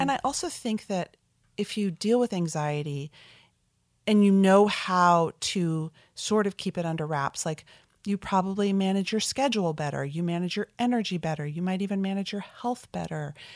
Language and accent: English; South Orange, New Jersey, United States; I grew up in South Orange, New Jersey, pretty suburban New York metro area childhood